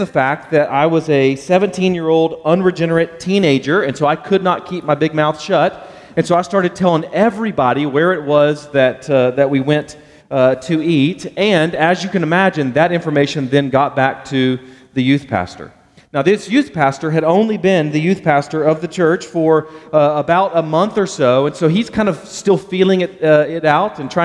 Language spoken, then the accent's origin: English; Baytown, Texas, United States; growing up in the Houston area, a little town called Baytown, home of Gary Busey, that's our slogan, I grew up there